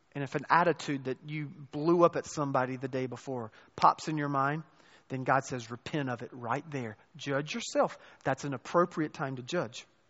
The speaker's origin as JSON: {"language": "English", "area": "the Bible Belt", "region": "the South", "country": "United States", "tie": "born or raised there", "also_born_or_lived": "North Carolina / Chicago", "moved": "as an adult", "said": "born and raised in the South, in the Bible Belt"}